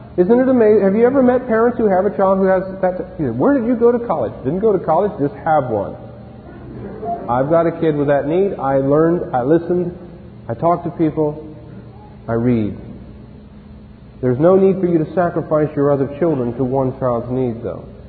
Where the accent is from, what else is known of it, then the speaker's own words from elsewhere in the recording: Ohio, United States; When I was growing up in Ohio, we had a lot of farms